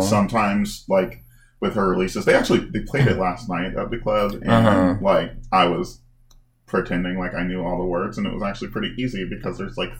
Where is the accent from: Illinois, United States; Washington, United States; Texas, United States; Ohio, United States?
Illinois, United States; Chicago; I'm from Chicago